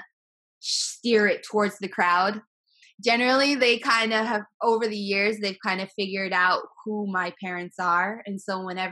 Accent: Sturgis, South Dakota, United States; also born or lived in Philippines; now in Miami, United States; I'm originally from Sturgis, South Dakota, a very, very small town

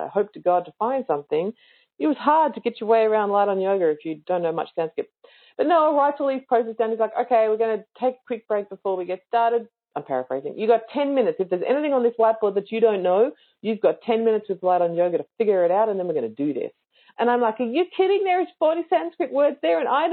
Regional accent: Victoria, Australia; I'm in Queensland and I'm from Victoria

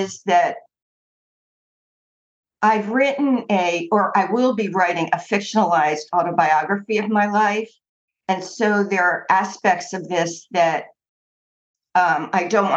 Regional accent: East Coast of the United States, United States; I grew up on the East Coast of the United States, in what was considered basically a Jewish middle-class neighborhood.

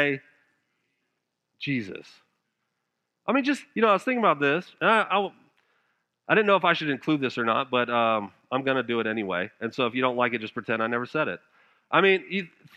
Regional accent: Denver, Colorado, United States; moved away as an adult; now in South Georgia, United States; I'm from Denver, Colorado

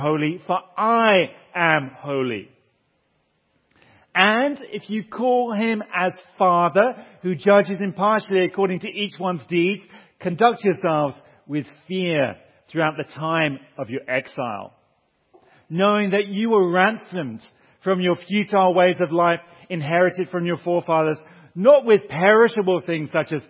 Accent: Southampton, South East England, United Kingdom; also born or lived in Turkey; now in Durham, United Kingdom; I was born in Southampton.

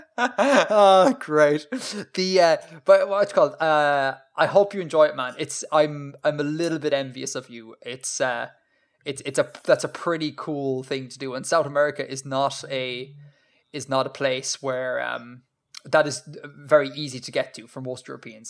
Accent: Ireland; born or raised there

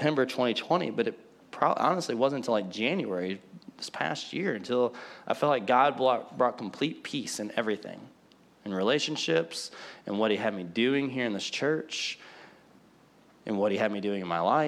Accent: Collinsville, United States; also born or lived in Benton, Illinois; he called me back to my hometown to plant

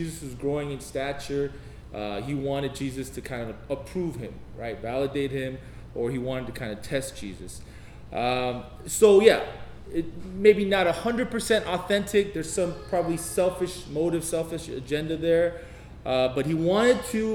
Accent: United States; I'm Korean American

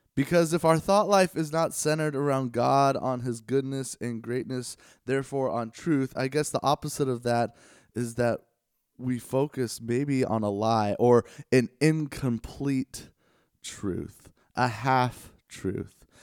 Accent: Los Angeles, California, United States; I grew up in the Los Angeles area

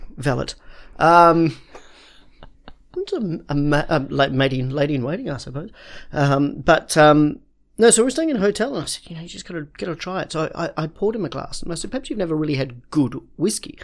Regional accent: Perth, Western Australia, Australia; moved away; I come from Perth, which is named after Perthshire

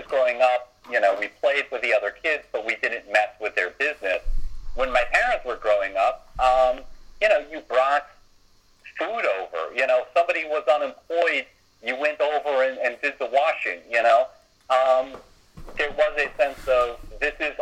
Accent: United States; as an American

